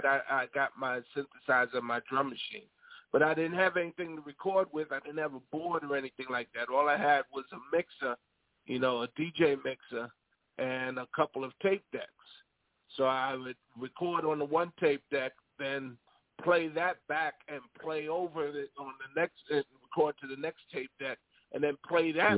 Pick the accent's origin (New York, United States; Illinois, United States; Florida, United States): New York, United States; New York City; I grew up in New York City where we had WABC